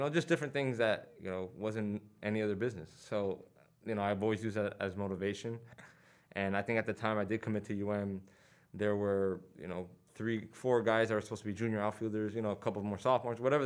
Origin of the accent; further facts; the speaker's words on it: Miami, Florida, United States; growing up in Miami